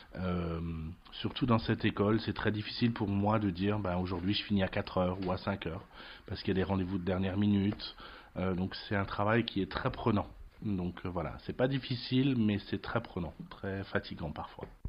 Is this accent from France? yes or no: yes; France; moved away as an adult; also born or lived in Trier, Germany / Lorraine, France; je viens de France